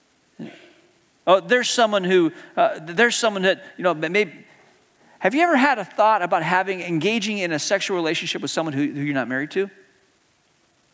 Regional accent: Hong Kong; growing up in Hong Kong, as a kid, I got to join the Cub Scouts

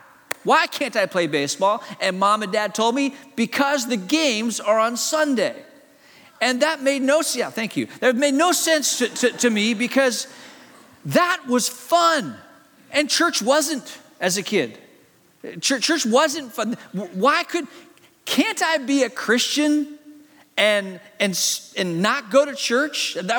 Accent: Hong Kong; born there; As a kid, my parents are missionaries in China. I was born in Hong Kong.

